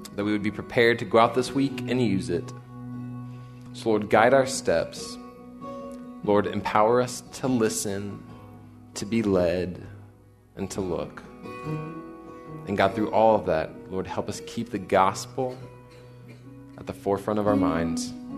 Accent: College Station, Texas, United States; I grew up in College Station, so I'm that guy that's still here

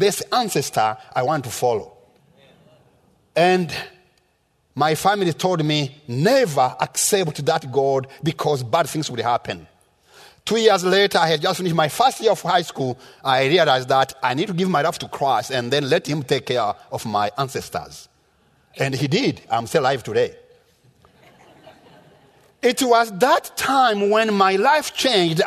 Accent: Rwanda; moved away; I was born in Rwanda in the rural area where I had never seen a white man until I was 14 years old

